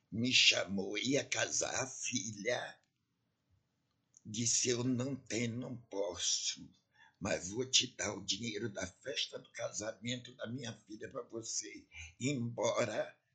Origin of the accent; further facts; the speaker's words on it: Ançã, Centro, Portugal; now in Brazil; Eu sou de Ançã.